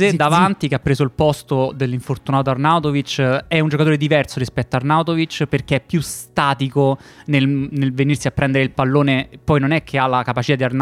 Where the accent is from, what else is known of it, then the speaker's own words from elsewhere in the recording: Netherlands; Italian is a second language; Essendo olandese non ho idea di come si